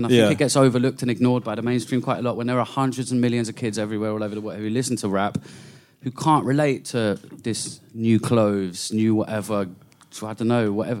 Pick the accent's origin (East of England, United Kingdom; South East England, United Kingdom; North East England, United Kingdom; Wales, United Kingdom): East of England, United Kingdom; Cambridge; I grew up in Cambridge